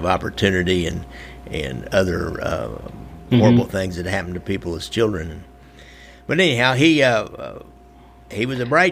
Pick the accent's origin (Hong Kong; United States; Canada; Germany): United States; Northwest Missouri; accent: Northwest Missouri nasal twang; I always joke about my hillbilly accent here, my Northwest Missouri nasal twang